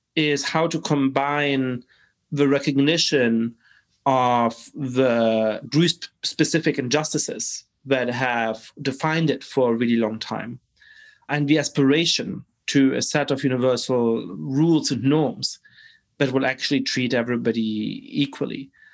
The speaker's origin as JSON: {"language": "English", "country": "Germany", "tie": "born or raised there", "said": "I grew up in Germany"}